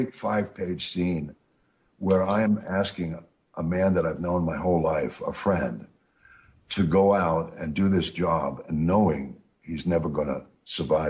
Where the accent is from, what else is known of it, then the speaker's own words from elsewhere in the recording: New York, United States; I'm from New York